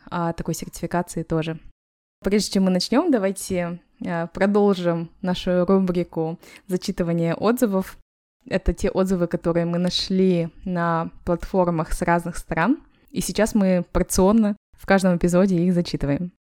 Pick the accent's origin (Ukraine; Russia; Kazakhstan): Kazakhstan; now in Malaga, Spain; мы, простые девушки из Казахстана